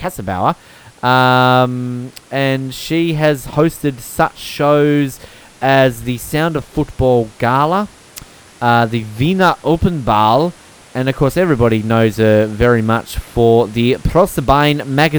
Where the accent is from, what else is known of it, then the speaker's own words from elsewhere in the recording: Australia; We are Australian.